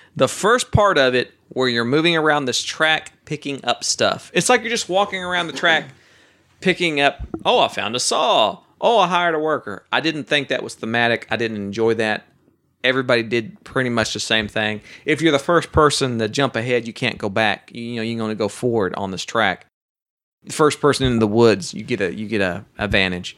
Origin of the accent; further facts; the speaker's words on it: Oklahoma, United States; now in Texas, United States; I'm from Oklahoma